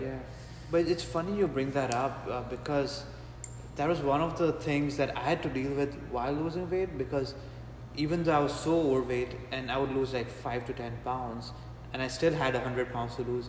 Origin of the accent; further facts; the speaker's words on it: Mumbai, Maharashtra, India; also born or lived in Gujarat; my family comes from a state called Gujarat, but I grew up in a city called Mumbai